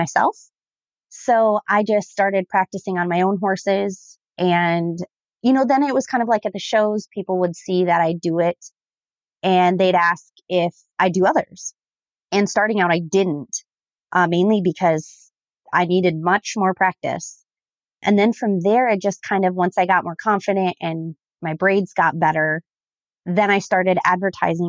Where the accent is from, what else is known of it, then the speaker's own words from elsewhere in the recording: Southern Minnesota, United States; I am from Southern Minnesota